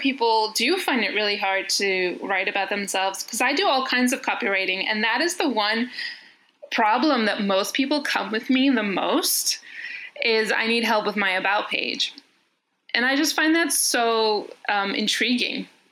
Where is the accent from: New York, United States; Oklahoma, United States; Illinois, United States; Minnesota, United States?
New York, United States; accent: American; now in Athens, Greece; I live in Athens, Greece, but I'm originally from New York. Well, I was born there and I was raised there, but my family's Greek, so which explains the American accent.